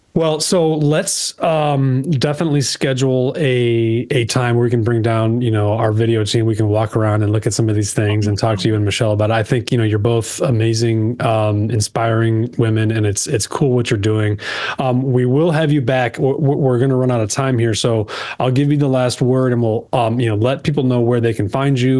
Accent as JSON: {"language": "English", "town": "Chicago", "region": "Illinois", "country": "United States", "said": "I'm from Chicago"}